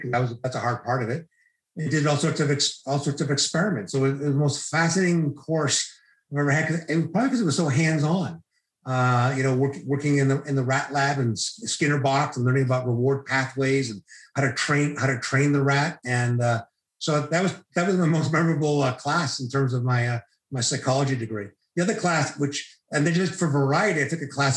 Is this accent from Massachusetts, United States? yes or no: yes; Needham, Massachusetts, United States; also born or lived in Marshfield, Massachusetts; now in Toronto, Canada; So I grew up in the suburbs of Boston. I grew up in Needham, which is a suburb of Boston.